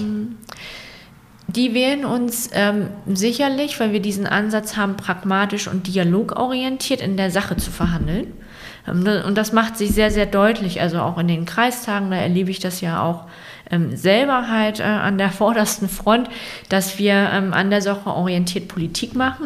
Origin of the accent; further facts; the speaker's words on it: Rendsburg, Schleswig-Holstein, Germany; ich bin in Rendsburg aufgewachsen